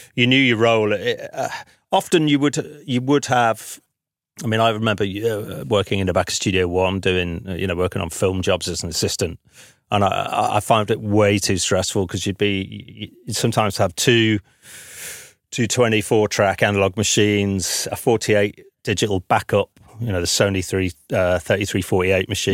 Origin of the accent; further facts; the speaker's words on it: the north of England, United Kingdom; moved away as an adult; now in London, United Kingdom; me being a Northerner